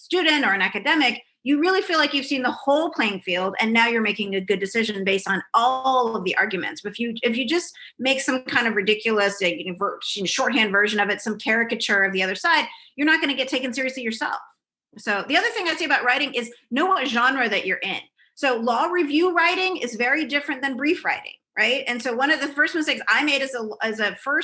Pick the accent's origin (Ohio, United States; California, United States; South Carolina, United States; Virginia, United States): California, United States; moved away as an adult; also born or lived in New York / Boston; now in Wisconsin, United States; I'm from California